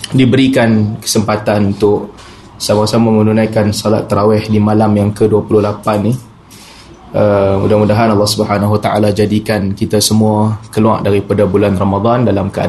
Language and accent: Malay; Penang, Malaysia; Walaupun saya dilahirkan dan dibesarkan di Pinang